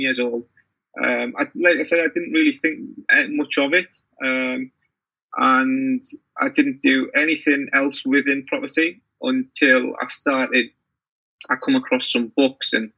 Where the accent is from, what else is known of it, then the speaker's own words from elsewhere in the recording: Teesside, North East England, United Kingdom; I'm from Tayside